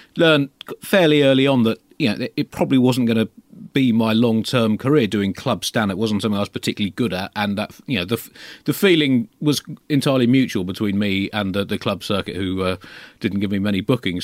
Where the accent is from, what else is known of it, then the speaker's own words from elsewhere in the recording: United Kingdom; as a Brit growing up in the late twentieth century